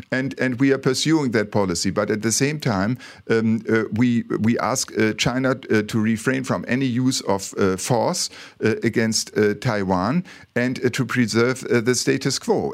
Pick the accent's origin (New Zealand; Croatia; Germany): Germany; Bremen; English is a second language; moved away as an adult; now in Malaysia; I come from Bremen